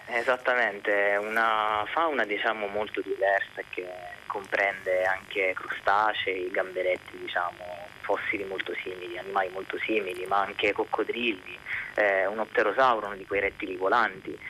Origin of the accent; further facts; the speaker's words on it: Sicily, Italy; essendo siciliano